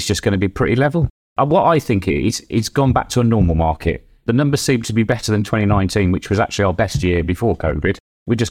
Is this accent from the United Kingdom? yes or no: yes; Midlands, United Kingdom; now in Devon, United Kingdom; I'm from the Midlands originally